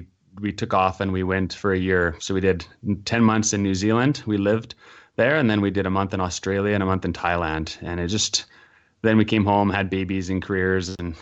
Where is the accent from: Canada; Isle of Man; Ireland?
Canada; We're a very patient lot here in Canada.